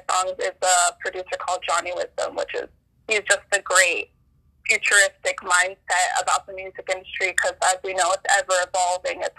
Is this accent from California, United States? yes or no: yes; Burbank, California, United States; also born or lived in Los Angeles; I uh, currently live in Los Feliz. I grew up in Burbank, which is like about 15 minutes away from each other.